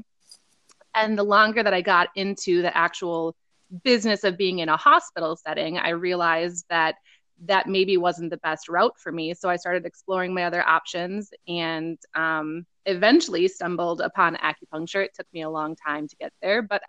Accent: Rice Lake, Wisconsin, United States; my hometown in Rice Lake

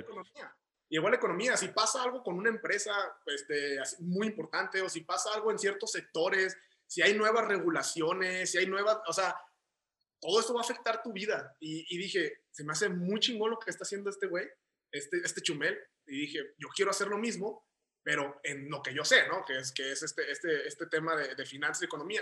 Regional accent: Guadalajara, Jalisco, Mexico; also born or lived in Tijuana; yo he residido aquí toda mi vida, de aquí soy y aquí es donde empecé

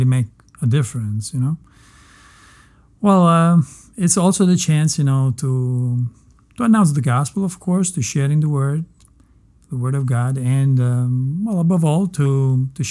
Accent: Messina, Sicily, Italy; moved away; also born or lived in Palermo, Italy; I come from Sicily. I was born in Palermo. Mm. And I always lived in Messina.

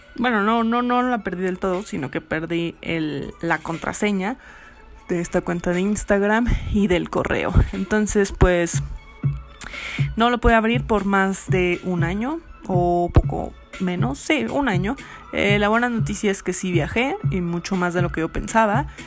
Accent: Mexico; moved away as an adult; also born or lived in Barcelona; yo soy de México

